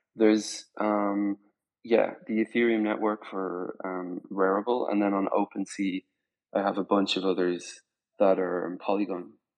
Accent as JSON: {"language": "English", "country": "Spain", "tie": "born or raised there", "also_born_or_lived": "Ireland / Dublin", "moved": "yes", "said": "I was born in Ireland. I grew up in Spain"}